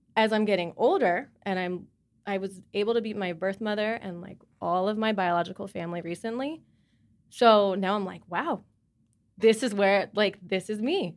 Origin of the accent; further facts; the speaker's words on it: Charlotte, North Carolina, United States; I'm from Charlotte.